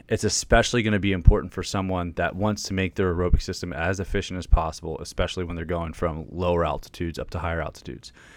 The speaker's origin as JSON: {"language": "English", "region": "Pennsylvania", "country": "United States", "moved": "yes", "lives_now": "Virginia, United States", "said": "I'm from Pennsylvania. I live in Virginia right now"}